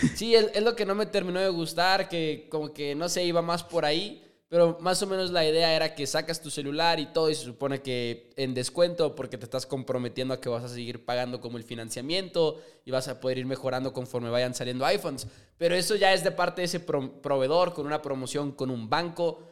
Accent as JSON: {"language": "Spanish", "region": "Chihuahua", "country": "Mexico", "said": "JP y yo somos de Chihuahua, Chihuahua, orgullosamente"}